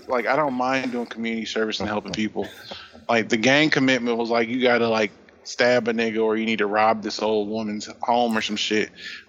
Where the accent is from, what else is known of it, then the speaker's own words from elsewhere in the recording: Indianapolis, Indiana, United States; I grew up in Indiana. Like, I did grow up in a fairly fucked up area.